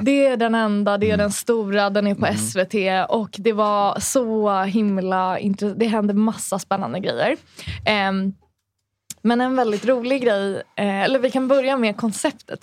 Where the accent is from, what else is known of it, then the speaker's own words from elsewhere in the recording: Sundbyberg, Stockholm County, Sweden; Hallonbergen där jag växte upp